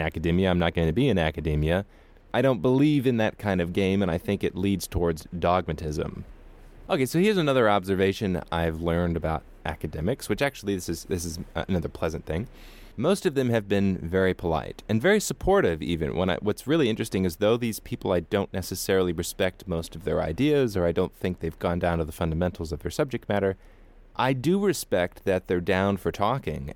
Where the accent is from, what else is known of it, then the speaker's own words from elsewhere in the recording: United States; Growing up in America, if you come from any kind of more right-wing background